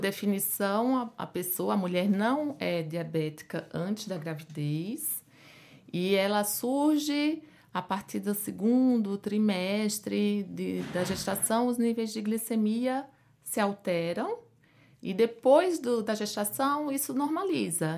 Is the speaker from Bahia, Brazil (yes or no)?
no; Pernambuco, Brazil; moved away as an adult; now in São Paulo, Brazil; como pode perceber pelo meu sotaque, né? Eu não sou daqui de São Paulo, eu sou de Pernambuco. Fiz a, a minha faculdade lá